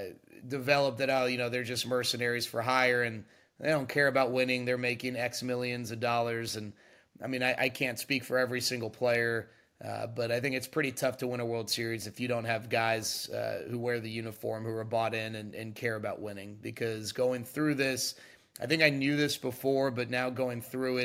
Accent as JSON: {"language": "English", "town": "Dallas", "region": "Texas", "country": "United States", "tie": "born or raised there", "said": "for me, it's a little extra special growing up in Dallas and growing up a diehard Rangers fan."}